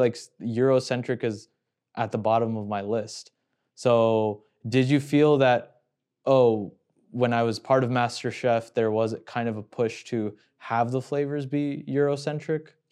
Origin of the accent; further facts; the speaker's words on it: Houston, Texas, United States; now in Chicago, United States; coming from Houston